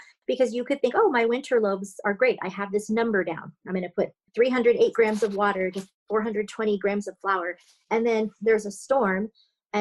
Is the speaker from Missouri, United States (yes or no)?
no; San Francisco, California, United States; I grew up in San Francisco